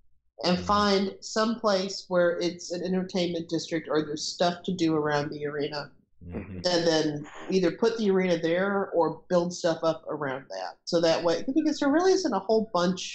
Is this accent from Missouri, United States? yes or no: yes; St. Louis, Missouri, United States; now in Atlanta, United States; I'm from St. Louis originally